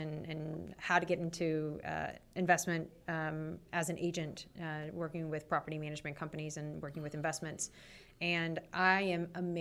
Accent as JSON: {"language": "English", "region": "California", "country": "United States", "moved": "yes", "said": "I'm from California"}